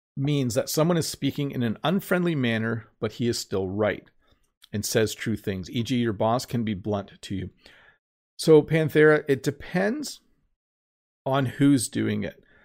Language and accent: English; Canada